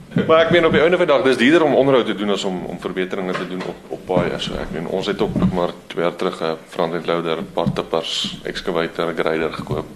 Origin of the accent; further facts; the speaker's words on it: Vrede, Free State, South Africa; also born or lived in Standerton; Ja, ons is in maar hierdie geweste gebore. Ehm hier op Standerton naby ons. Dit is een van ons dorpe. Ons gebruik eintlik Vrede as ons dorp. Ons was daar op skool ook geweest. So ons is hier groot geword